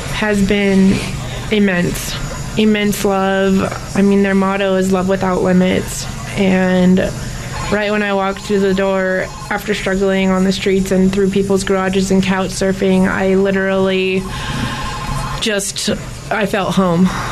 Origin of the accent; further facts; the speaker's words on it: Bay Area, California, United States; moved away as an adult; I grew up in the Bay Area